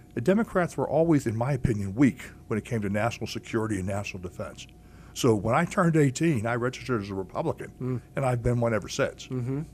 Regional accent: Pittsburgh, Pennsylvania, United States; I was born in Pittsburgh. Here, I was born and raised on Mount Washington.

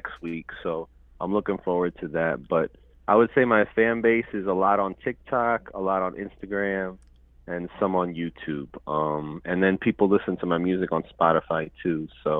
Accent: New York City, New York, United States; moved away as an adult; now in El Paso, United States; I was born and raised in Lenape and Siwanoy land, also known as New York. I currently live in West Texas, and I'm working as a full-time artist. I identify as two-spirit individual. And my indigenous background comes from Ayacucho, Peru.

